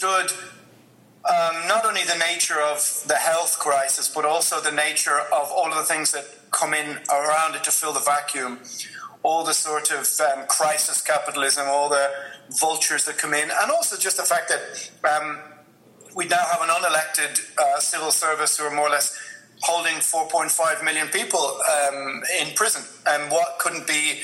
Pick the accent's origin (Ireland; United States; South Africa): Ireland